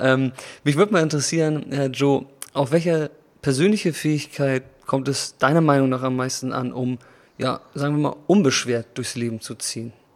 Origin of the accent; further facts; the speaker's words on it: Germany; moved away; also born or lived in Vietnam; in Deutschland. Und außerdem vermisse ich auch meine Heimat